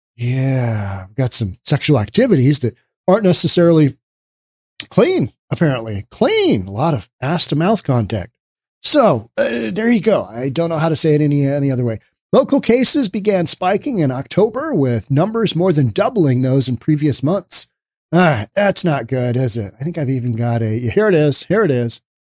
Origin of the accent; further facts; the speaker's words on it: Seattle, Washington, United States; My hometown of Seattle